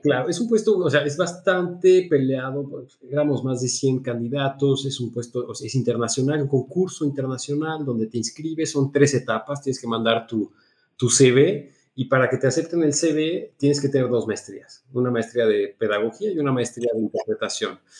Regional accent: Mexico; now in Switzerland; en un conservatorio en Suiza como mexicano, porque tenía el pasaporte mexicano en ese momento

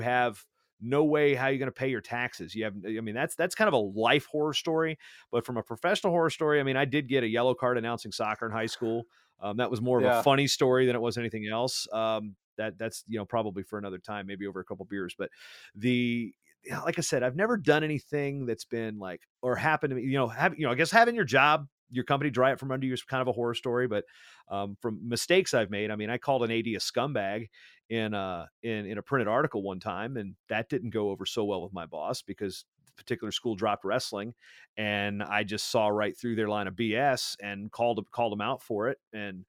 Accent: East Coast, United States; I mean, I'm from the East Coast.

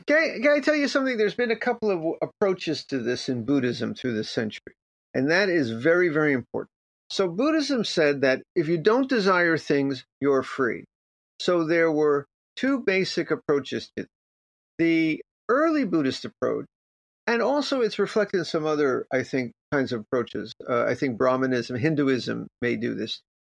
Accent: Miami Beach, Florida, United States; I grew up in Miami Beach

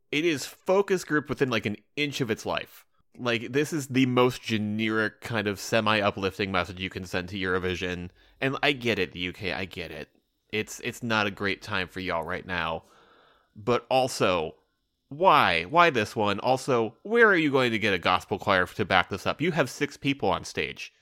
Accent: United States; I'm an American

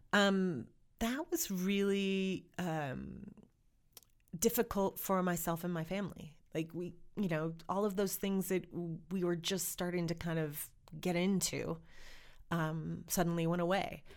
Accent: Montana, United States; also born or lived in Oregon; I am American and Montanan

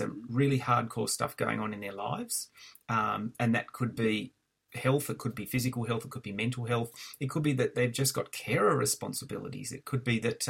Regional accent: Albury, New South Wales, Australia; moved away as an adult; also born or lived in Canberra; So I grew up in Albury and finished high school in Albury

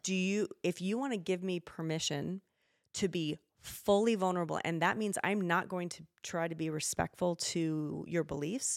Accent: Spokane, Washington, United States; moved away as an adult; now in Idaho, United States; I grew up in Spokane

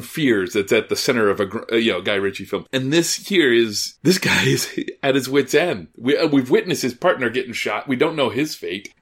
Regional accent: Midwest, United States; growing up in the Midwest.

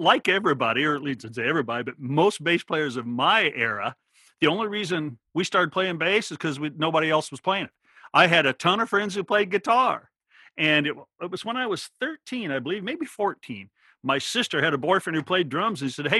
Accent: Oregon, United States; moved away; But the little town was 10 miles away and still a very, very small town. But yeah, that's where I grew up in Oregon.

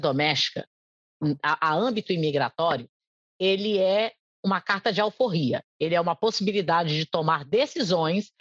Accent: Brazil; first language Portuguese; moved away as an adult; now in United States; o português é minha língua pátria

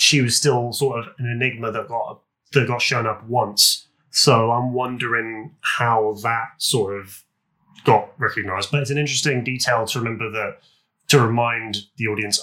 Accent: United Kingdom; We're British

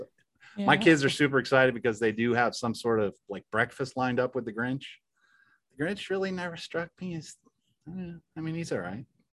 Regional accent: Michigan, United States; Are we still admitting we're from Michigan?

